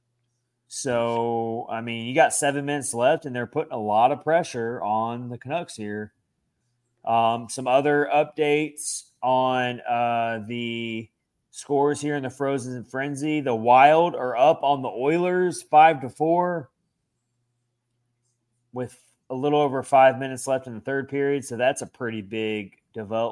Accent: Nashville, Tennessee, United States; also born or lived in Philadelphia, Pennsylvania; I grew up in Nashville, but I was born in Philly

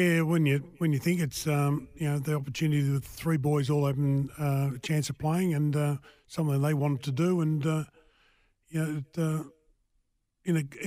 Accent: Oakleigh, Victoria, Australia; I grew up in Oakley and played underage football up at Oakley in the juniors there

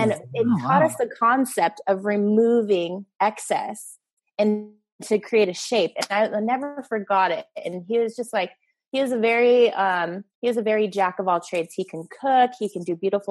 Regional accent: LA County, California, United States; also born or lived in Orange County, California; now in San Clemente, United States; I'm originally from LA County

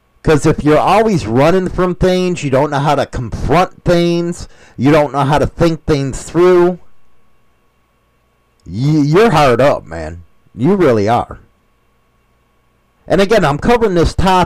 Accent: United States; I'm an American

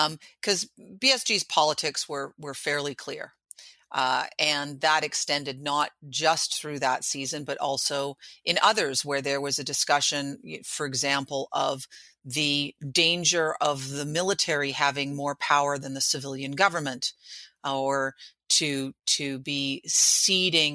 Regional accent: Vancouver, British Columbia, Canada; moved away; also born or lived in New York; so I'm born and raised in Vancouver, but lived a long time in New York

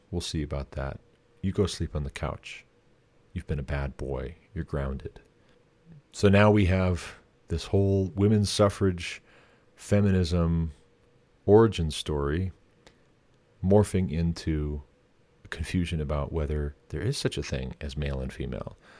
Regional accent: Montana, United States; my home state of Montana

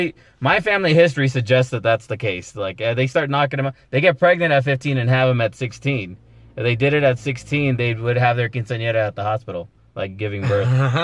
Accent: Los Angeles, California, United States; So I'm right at the border of Pacoima. I never really left, you guys. I'm from Pacoima, or the San Fernando Valley, really. But anytime we ever moved and then went broke, we always bounce back to Pacoima.

